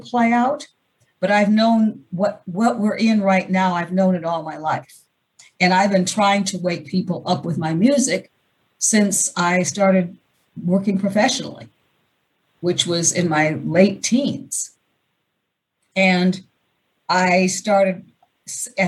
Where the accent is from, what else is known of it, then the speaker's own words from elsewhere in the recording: Seattle, Washington, United States; moved away; also born or lived in Portland / Sedona; I'm from Seattle